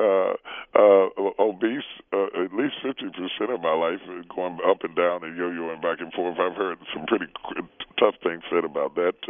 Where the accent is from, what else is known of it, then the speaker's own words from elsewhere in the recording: West Virginia, United States; we grew up in West Virginia.